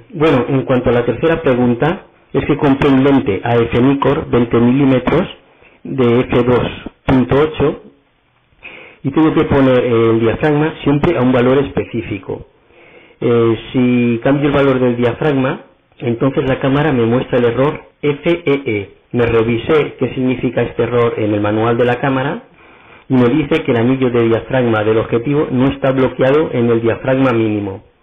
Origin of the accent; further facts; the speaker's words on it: Barcelona, Catalonia, Spain; soy de Barcelona